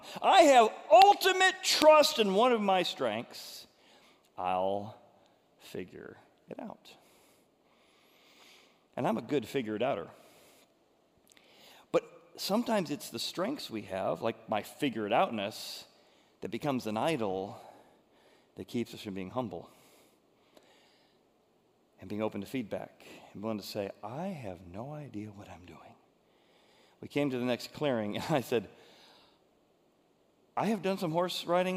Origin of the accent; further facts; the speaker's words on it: Groveland, Illinois, United States; I grew up in Groveland, Illinois, where they had horses that you could rent